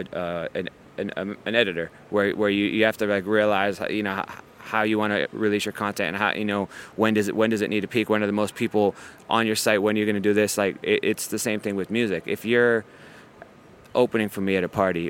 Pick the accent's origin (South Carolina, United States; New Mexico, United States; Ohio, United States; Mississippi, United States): Ohio, United States; moved away as an adult; now in New York, United States; I grew up in Ohio